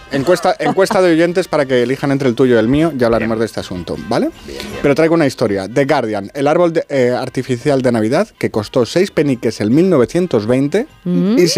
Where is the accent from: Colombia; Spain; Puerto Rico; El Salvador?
Spain; Y como los españoles no vamos a ser menos que los británicos, vamos a dar esa cifra por buena.